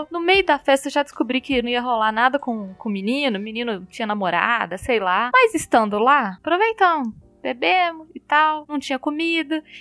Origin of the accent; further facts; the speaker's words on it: Minas Gerais, Brazil; eu moro em, em Belo Horizonte, né? Como bons mineiros, a gente gosta muito de pão de queijo.